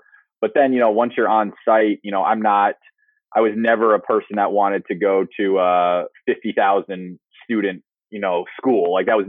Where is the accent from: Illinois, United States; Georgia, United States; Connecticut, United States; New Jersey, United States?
New Jersey, United States; Ridgewood; moved away as an adult; also born or lived in North Carolina; now in Texas, United States; and then just grew up in New Jersey playing any public golf course we could find.